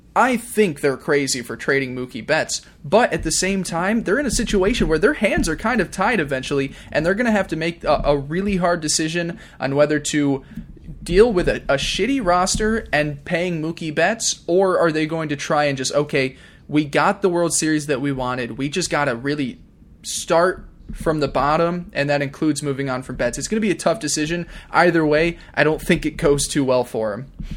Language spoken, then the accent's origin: English; New York, United States; being a New Yorker